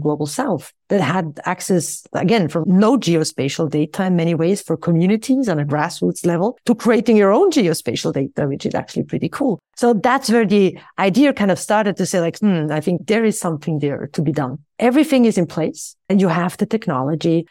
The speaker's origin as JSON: {"language": "English", "country": "Switzerland", "said": "I returned back to my home country of Switzerland"}